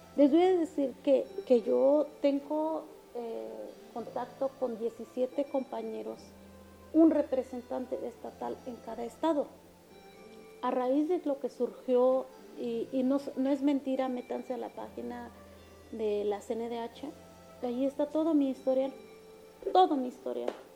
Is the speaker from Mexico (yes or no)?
yes; Oaxaca, Mexico; first language Mixtec; Spanish is a second language; also born or lived in Mexico City; aquí en el estado de Oaxaca